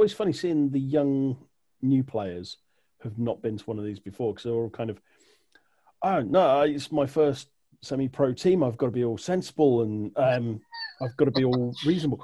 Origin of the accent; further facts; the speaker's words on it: United Kingdom; We're a very small island